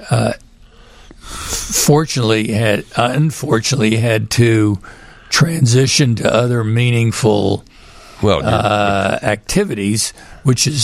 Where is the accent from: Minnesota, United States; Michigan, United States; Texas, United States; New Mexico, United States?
Texas, United States; Houston; moved away; also born or lived in Chicago; I grew up in Houston